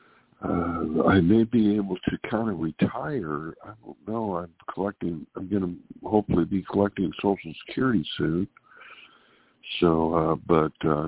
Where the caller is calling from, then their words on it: Sacramento, California, United States; calling from Sacramento, California.